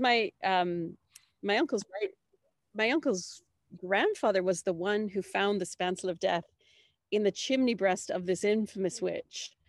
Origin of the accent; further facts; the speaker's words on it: Canada; I'm coming from Canada, did not grow up in Ireland